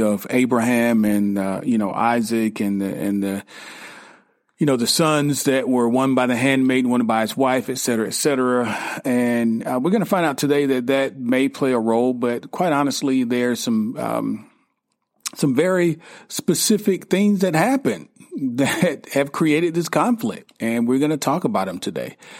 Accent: United States; as an American

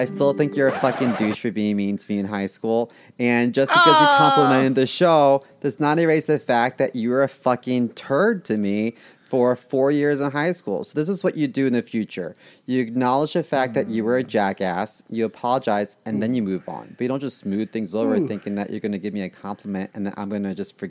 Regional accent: Baltimore, Maryland, United States; moved away; I'm born and raised in Baltimore

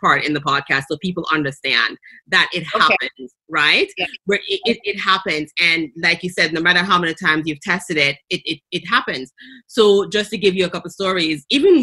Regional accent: Jamaica; accent: Jamaican; my Jamaican accent

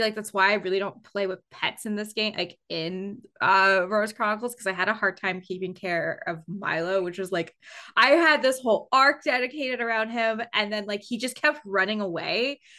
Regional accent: Canada; being Canadian

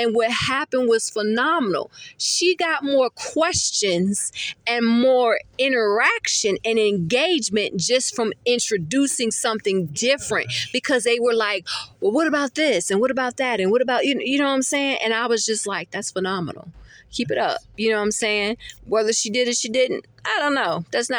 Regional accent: Virginia, United States; also born or lived in California / Maryland / Florida; I'm originally from Virginia, so I've always been around multicultural, you know, people.

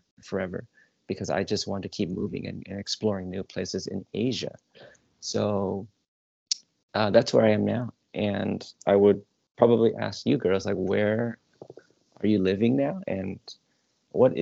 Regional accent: Southern California, United States; also born or lived in Manhattan, New York; I was born in Manhattan, but I never lived in New York. I was maybe like 1 or 2 years old until my parents moved to California. So my whole life has been a Southern California boy

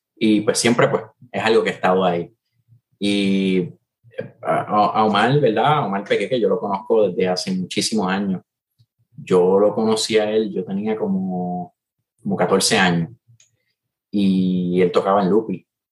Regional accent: Puerto Rico; los tres que formamos … todos somos boricuas

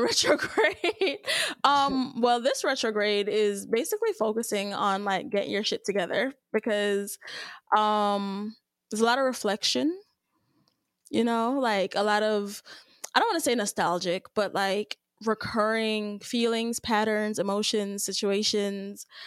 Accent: Jamaica; I'm Jamaican as hell.

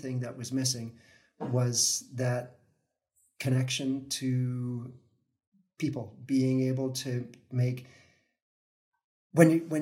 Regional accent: Vancouver, British Columbia, Canada; I grew up in Vancouver

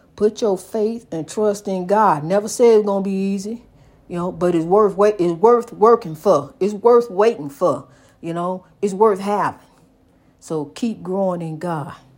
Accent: United States; my hometown. I love my hometown. Saint Louis, East Saint Louis, East Saint Louis, Saint Louis

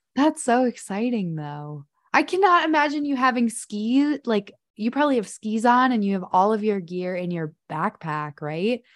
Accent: Chicago, Illinois, United States; I'm from the Chicago suburbs, so I didn't really grow up hiking or adventuring. I was outside, but I was in the suburbs

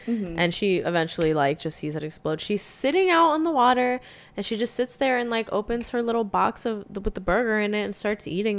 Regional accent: Massachusetts, United States; now in Florida, United States; I'm from Massachusetts, and now we both live in Florida.

